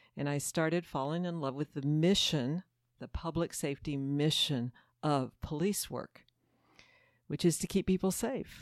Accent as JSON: {"language": "English", "town": "Houston", "region": "Texas", "country": "United States", "tie": "born or raised there", "said": "I grew up Catholic here in Houston, Texas, at Saint Peter the Apostle Parish"}